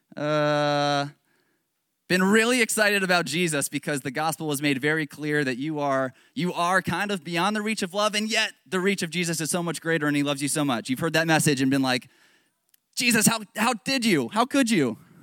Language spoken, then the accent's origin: English; Northern Virginia, United States; I'm from Northern Virginia